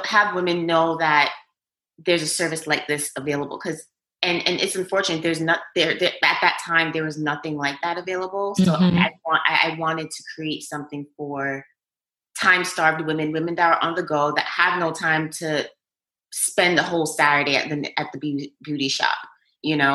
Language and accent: English; New York, United States; I was born and raised in New York